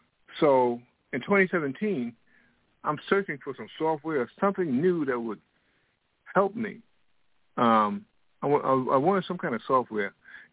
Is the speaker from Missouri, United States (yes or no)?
no; New York, United States; also born or lived in Washington, D.C.; now in Florida, United States; I'm from New York and Washington, D.C. I'm presently in Florida. Next year, I'll be moving to Raleigh, North Carolina.